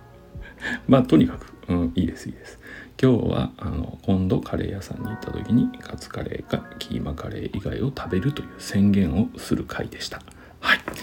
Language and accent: Japanese; Nagoya, Aichi, Japan; 僕ちなみにあの生粋の名古屋人